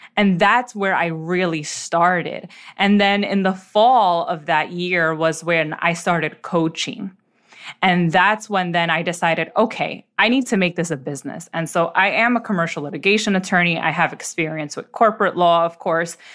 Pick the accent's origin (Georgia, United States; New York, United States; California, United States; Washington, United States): New York, United States; New York City; I was born and raised in the Bronx, uh, New York City